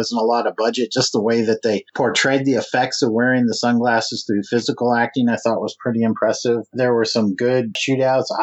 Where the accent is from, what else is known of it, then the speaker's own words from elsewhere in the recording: United States; I'm American